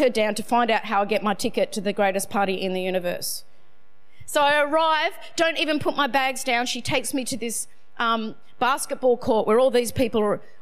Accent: Sydney, New South Wales, Australia; I'm from Northern Beaches

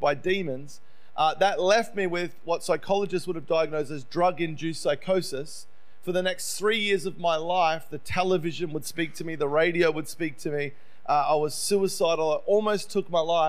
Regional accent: Melbourne, Victoria, Australia; moved away as an adult; now in United States; I grew up in Melbourne, and my parents divorced when I was about 5 or 6

